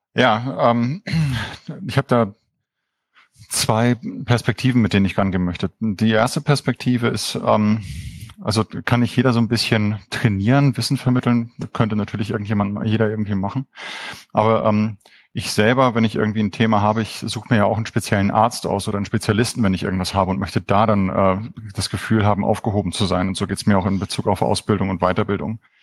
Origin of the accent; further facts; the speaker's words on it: Hamburg, further toward Denmark, North Germany, Germany; Hamburg ist so die Heimat, eigentlich noch weiter Richtung Dänemark.